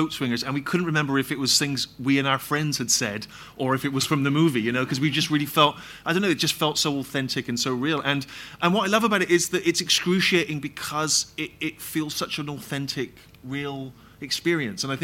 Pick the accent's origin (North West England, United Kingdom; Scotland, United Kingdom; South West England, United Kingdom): South West England, United Kingdom; Bristol; my hometown of Bristol